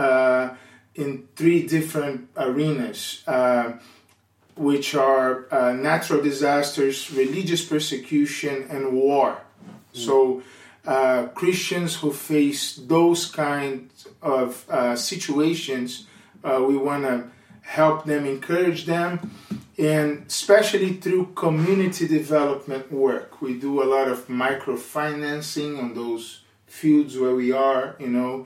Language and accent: English; Brazil; English is a second language; moved away as an adult; now in South Jersey, United States; We are Brazilian, full Brazilian family, so I am the English speaker of the house so far